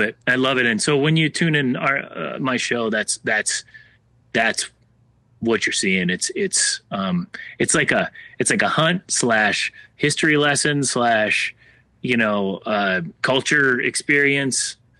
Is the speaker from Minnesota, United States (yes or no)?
yes; Minnesota, United States; moved away as an adult; now in Nashville, United States; I'm originally from Minnesota, and I, um, you know, growing up there, just watching the leaves turn